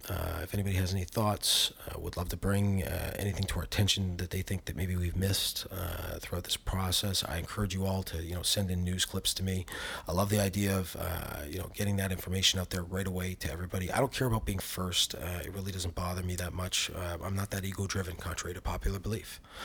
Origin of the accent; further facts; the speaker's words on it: Canada; as a Canadian public